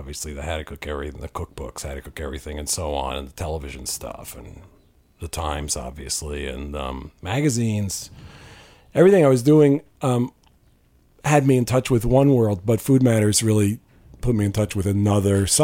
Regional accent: New York, United States; I grew up in New York

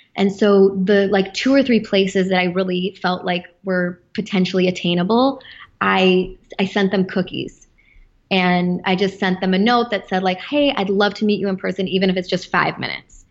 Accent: Chicago, Illinois, United States; moved away as an adult; also born or lived in Los Angeles; my hometown of Chicago.

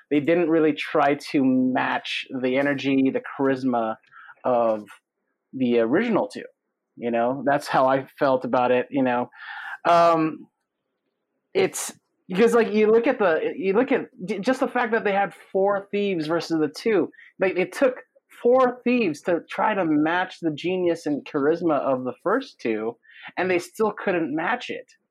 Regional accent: Philippines; I'm from the Philippines. I'm from the Philippines.

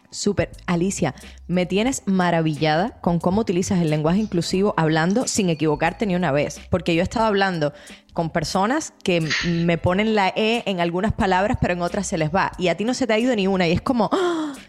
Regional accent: Cuba; Cuba, que es de donde yo soy

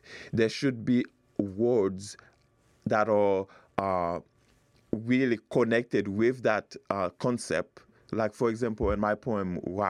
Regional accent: Haiti; moved away as an adult; now in United States; I grew up in Haiti.

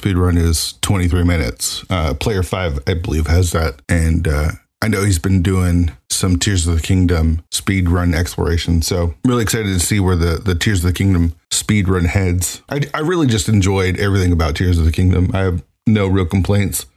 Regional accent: Seattle area, Washington, United States; we're in the Seattle area

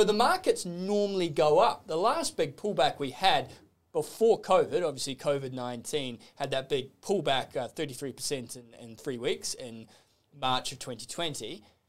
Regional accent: Australia; I'll count myself as an Australian

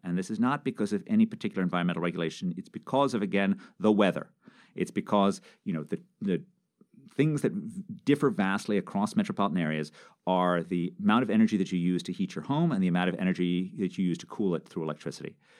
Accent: New York City, New York, United States; moved away; I grew up in New York City

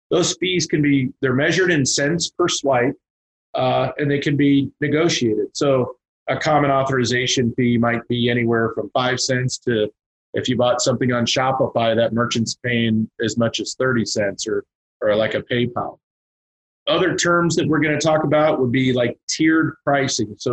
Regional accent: Teaneck, New Jersey, United States; born there; moved away; also born or lived in Kansas; so uh, I'm from the. I was born in Teaneck, New Jersey. Moved to Kansas in 1973, uh, and uh

